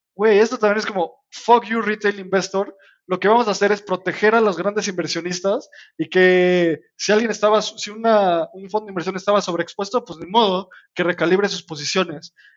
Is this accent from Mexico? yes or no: yes; Mexico; nosotros somos mexicanos